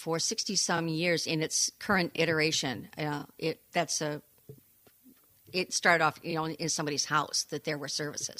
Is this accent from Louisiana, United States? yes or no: no; Rosebush, Michigan, United States; now in Saugatuck, United States; I was born in Greater Downtown Rosebush, Michigan.